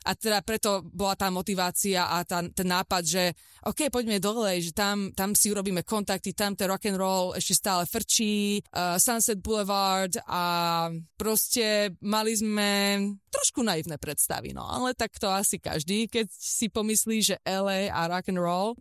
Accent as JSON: {"language": "Slovak", "country": "Slovakia", "also_born_or_lived": "England / Texas, United States", "moved": "as an adult", "lives_now": "Santa Barbara, United States", "said": "my sme boli zo Slovenska"}